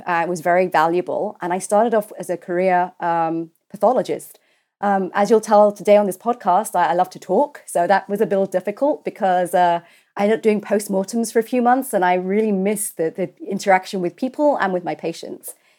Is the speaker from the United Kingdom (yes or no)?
yes; London, United Kingdom; I'm a Londoner. I was, uh, born at University College Hospital